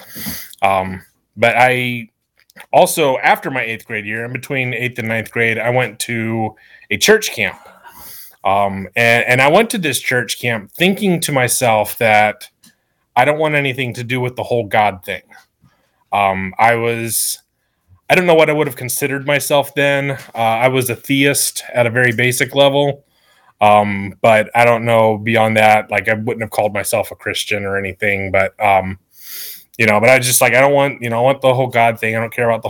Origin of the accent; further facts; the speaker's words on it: Sumter, South Carolina, United States; also born or lived in New Mexico; I'm basically from Sumter at this point. I've lived here since I was 6 years old